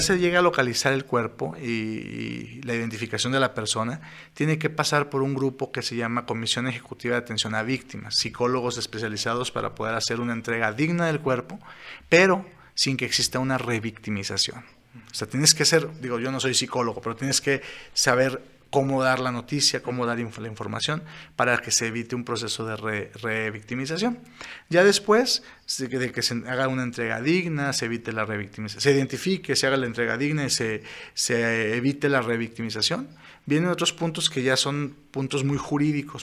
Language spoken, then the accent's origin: Spanish; Saltillo, Coahuila, Mexico; somos de aquí de Saltillo, de aquí de Coahuila, de aquí de México